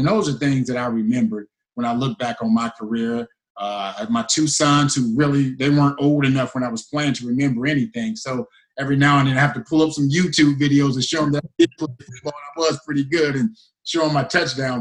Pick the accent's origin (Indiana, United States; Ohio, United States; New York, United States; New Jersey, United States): Ohio, United States; Cincinnati; also born or lived in Winnipeg; playing for my hometown team, you know, being from Cincinnati